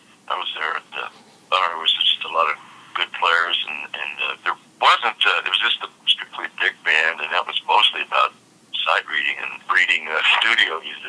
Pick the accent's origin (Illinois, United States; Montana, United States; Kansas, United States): Kansas, United States; Topeka; also born or lived in New York City / Los Angeles; now in Kansas City, United States; I was born and raised in Topeka, Kansas.